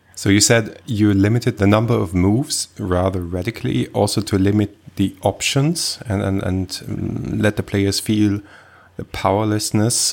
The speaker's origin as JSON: {"language": "English", "country": "Switzerland", "tie": "born or raised there", "said": "I was born in Switzerland"}